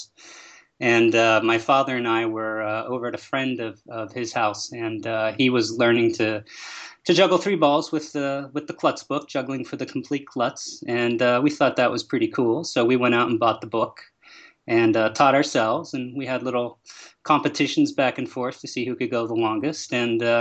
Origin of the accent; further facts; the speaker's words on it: Pittsburgh, Pennsylvania, United States; I grew up in Pittsburgh, Pennsylvania